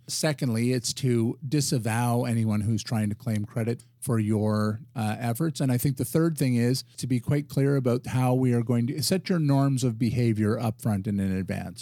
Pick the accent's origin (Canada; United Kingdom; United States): Canada; Ottawa, Ontario; And so I'm a resident of Ottawa. I'm a Canadian